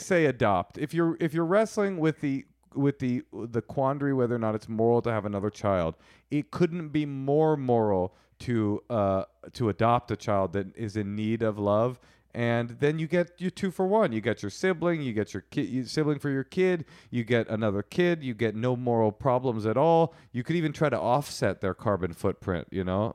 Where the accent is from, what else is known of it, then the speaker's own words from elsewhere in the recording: United States; We are American